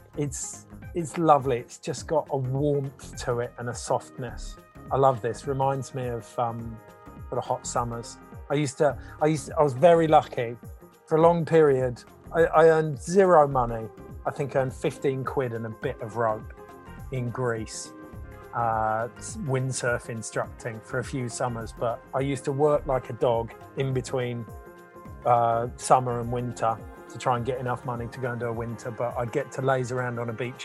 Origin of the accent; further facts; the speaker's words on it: Forest of Dean, South West England, United Kingdom; moved away as an adult; now in New Zealand; I grew up in the Forest of Dean, in the 90s